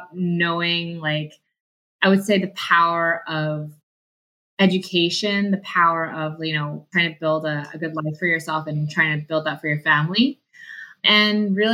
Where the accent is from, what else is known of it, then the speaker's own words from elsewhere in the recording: Vancouver, British Columbia, Canada; also born or lived in Calgary; I grew up in Vancouver. I grew up in the Vancouver East Side.